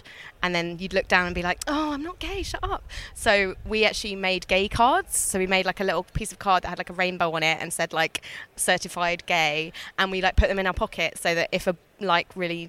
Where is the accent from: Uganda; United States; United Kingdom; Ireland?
United Kingdom; Brighton, South East England; I am from Brighton. I was brought up in Brighton.